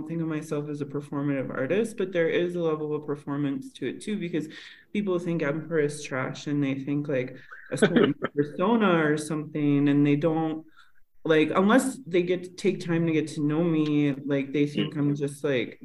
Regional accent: Northern Minnesota, United States; also born or lived in La Paz, Mexico; now in Mexico City, Mexico; I grew up in Northern Minnesota and I grew up very in nature

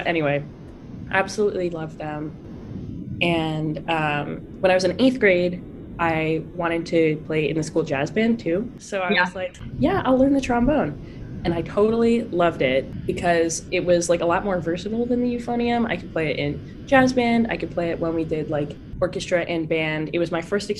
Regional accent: Saratoga, California, United States; moved away as an adult; now in Oberlin, United States; I'm from Saratoga, California

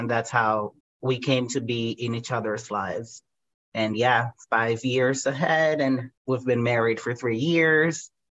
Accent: Medellín, Antioquia, Colombia; English is a second language; moved away as an adult; now in United States; I was born and raised in Colombia, South America. And that's where all my family still is.

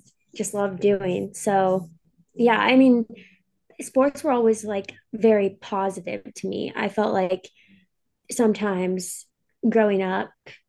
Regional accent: Alaska, United States; also born or lived in Boise; now in Seattle, United States; I grew up in Alaska

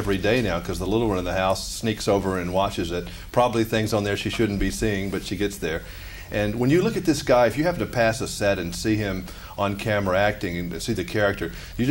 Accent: Alabama, United States; Serious business in Ohio and Alabama, where I'm from

